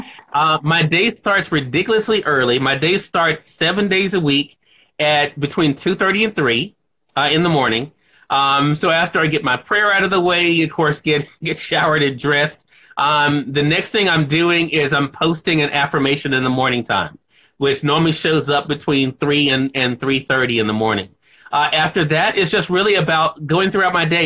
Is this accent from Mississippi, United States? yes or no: yes; Mississippi, United States; here in my home state of Mississippi